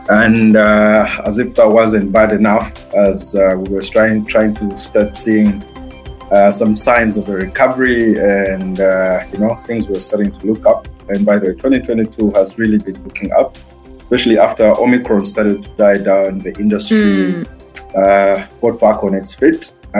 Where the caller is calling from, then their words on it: Port Elizabeth, Eastern Cape, South Africa; I am in a cold Port Elizabeth, South Africa. Which is where I live.